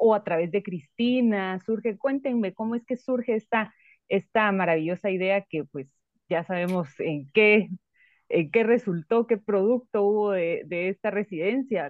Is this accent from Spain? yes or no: no; Guatemala; nosotros como espectadores guatemaltecos